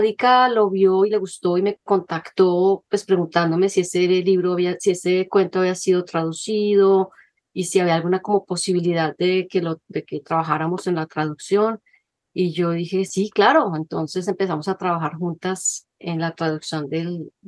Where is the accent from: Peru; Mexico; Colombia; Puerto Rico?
Colombia; Bogotá; first language Spanish; moved away as an adult; also born or lived in Manizales, Colombia / Caribbean coast, Colombia / Washington, United States; now in United States; yo soy de Manizales, en Colombia, en las, en las montañas, luego crecí en Bogotá y pues me hice bióloga marina y me fui a vivir a la costa caribe